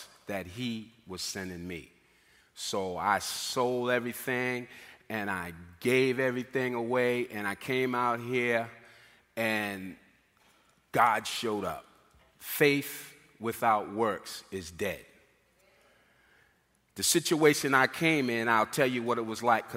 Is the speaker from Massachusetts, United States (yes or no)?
yes; Boston, Massachusetts, United States; moved away as an adult; coming from Boston, which I'm originally from Boston, Massachusetts